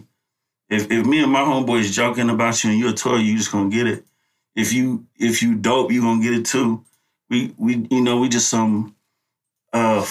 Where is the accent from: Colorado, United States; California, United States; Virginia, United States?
California, United States; Oakland; I came to the town when I was like 3. Mm-hmm. So I've been here all my life